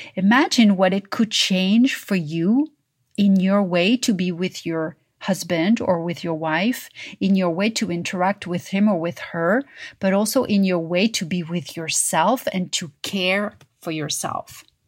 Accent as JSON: {"language": "English", "town": "Paris", "region": "Île-de-France", "country": "France", "tie": "born or raised there", "moved": "yes", "said": "growing up in Paris."}